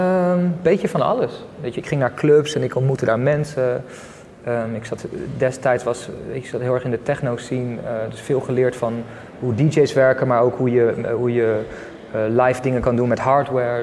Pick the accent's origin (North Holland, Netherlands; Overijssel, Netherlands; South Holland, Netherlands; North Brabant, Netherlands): South Holland, Netherlands; Leiderdorp; moved away as an adult; also born or lived in South India / Friesland; Ik ben geboren in Leiden, Leiden-dorp om precies te zijn